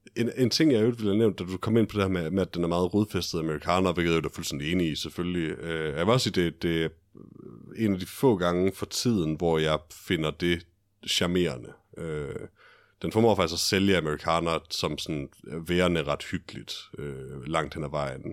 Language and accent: Danish; Denmark; jeg er en fjollet dansker